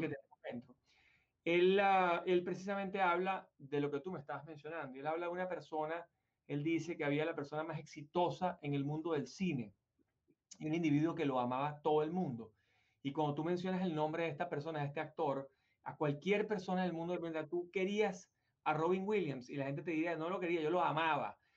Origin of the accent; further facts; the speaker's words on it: Venezuela; moved away as an adult; nosotros tuvimos muchísimo éxito en Venezuela, muchísimo. De hecho, yo me vine de Venezuela, estaba en el tope de mi carrera, era el CEO de la compañía de corretaje, una de las top ten de Venezuela